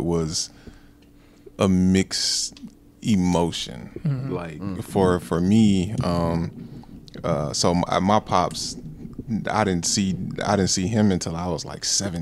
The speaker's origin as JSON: {"language": "English", "town": "Milan", "region": "Tennessee", "country": "United States", "tie": "born or raised there", "moved": "as an adult", "lives_now": "Wisconsin, United States", "said": "I was born here"}